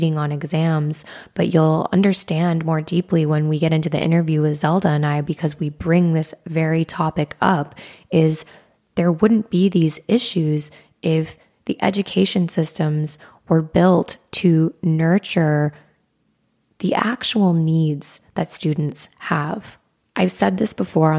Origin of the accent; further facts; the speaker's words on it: Wyoming, United States; growing up in the Midwest in Wyoming